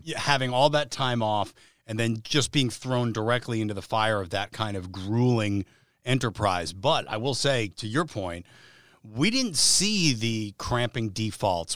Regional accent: New Jersey, United States; I'm from the New York area, so I grew up in North Jersey going to the U S Open every year

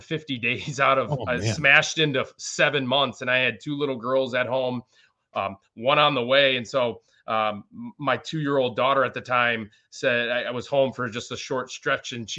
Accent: Racine, Wisconsin, United States; also born or lived in Mount Pleasant, Wisconsin; grew up on Blake Avenue next to the Sausage Kitchen

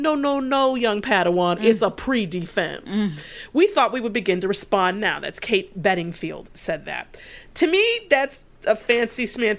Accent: Detroit, Michigan, United States; moved away; I'm from Detroit, or I grew up in Detroit. My mother lives there and in the city.

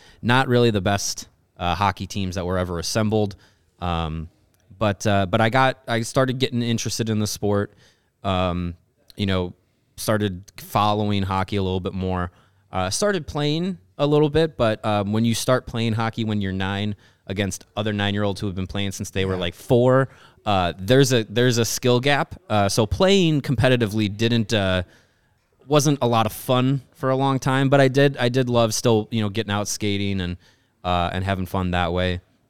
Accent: Kenosha, Wisconsin, United States; So we grew up in Kenosha, Wisconsin, which is right on the border, but still well within the WGN TV

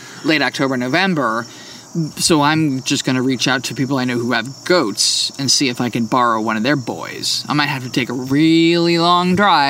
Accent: New Jersey, United States; moved away as an adult; also born or lived in Oklahoma City; now in Virginia, United States; I grew up in New Jersey where it's just humid.

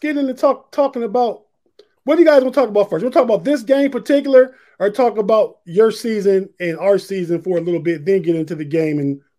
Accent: Youngstown, Ohio, United States; moved away; I'm originally from Youngstown, Ohio.

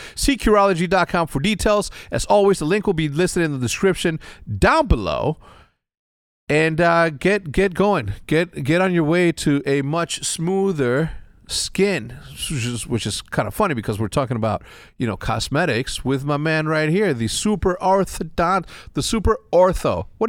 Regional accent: Texas, United States; born there; And I was born in Texas, right?

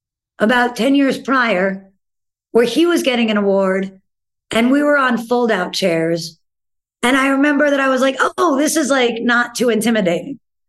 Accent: New York, United States; being a New Yorker because, you know, you grow up with people like Jack and Lazaro

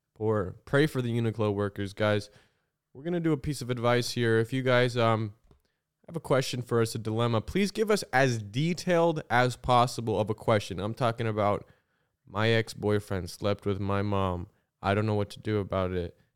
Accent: Illinois, United States; I'm from Illinois

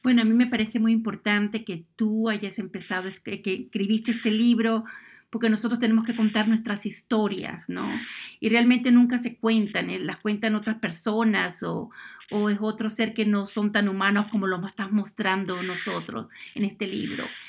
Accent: Venezuela; yo que soy de Sudamérica, de Venezuela

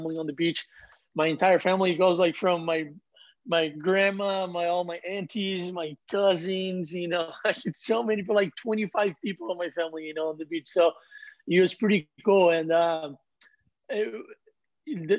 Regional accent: Ubatuba, São Paulo, Brazil; I was the next one from my hometown

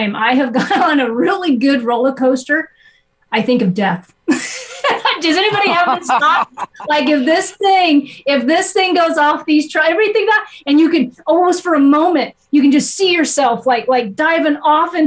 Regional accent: Nebraska, United States; moved away; also born or lived in Ohio; growing up, I was raised in Nebraska

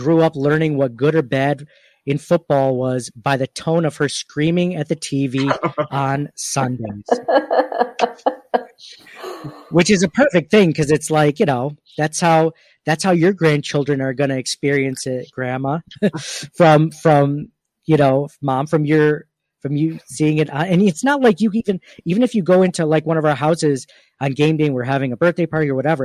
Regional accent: Rochester, New York, United States; growing up in the Rochester area, part of the reason why I think I chose UB over other schools is because of the Bills

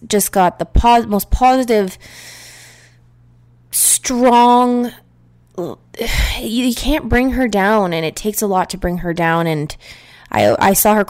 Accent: Niagara Falls, Ontario, Canada; moved away; Ontario, where I am from. I am from Niagara Falls

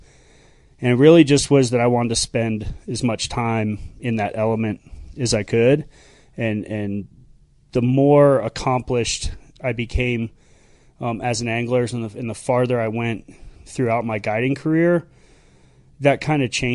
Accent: Sanibel, Florida, United States; Grew up on Sanibel Island

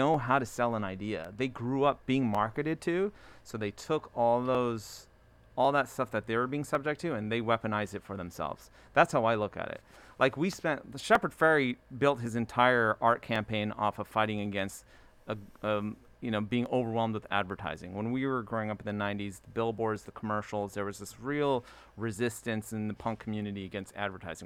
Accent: Baltimore, Maryland, United States; also born or lived in Ellicott City; I was born in Baltimore

